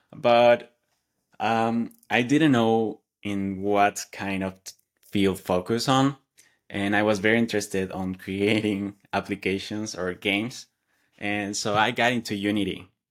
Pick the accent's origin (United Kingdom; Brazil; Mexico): Mexico; English is a second language; moved away as an adult; now in Atlanta, United States; I live in the U S, Atlanta, Georgia, and I come from Mexico